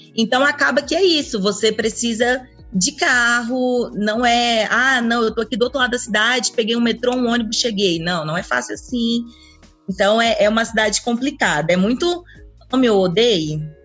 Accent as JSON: {"language": "Portuguese", "town": "Brasília", "region": "Federal District", "country": "Brazil", "tie": "born or raised there", "also_born_or_lived": "Anápolis, Goiás", "said": "eu sou de Anápolis, mas eu cresci a minha vida toda em Brasília"}